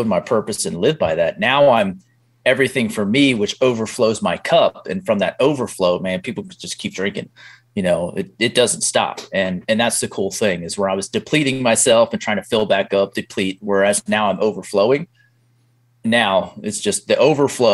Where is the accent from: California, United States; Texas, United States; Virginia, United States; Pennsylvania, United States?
Pennsylvania, United States; I grew up in blue collar Pennsylvania